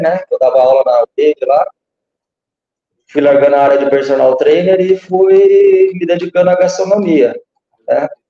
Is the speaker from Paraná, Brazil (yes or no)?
yes; Guaíra, Paraná, Brazil; Nasci em Guaíra, dia 1 de maio de 1980, na terra das antigas Sete Quedas, do Rio Paraná. Aqui a gente faz fronteira com o Paraguai, divisa com o Mato Grosso do Sul